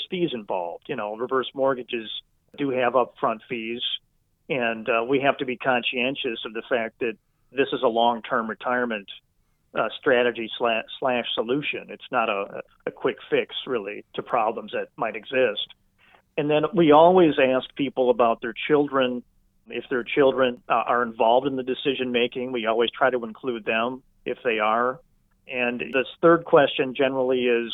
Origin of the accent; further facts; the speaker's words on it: Wisconsin, United States; I'm from Wisconsin and went to school here and love the people, love the culture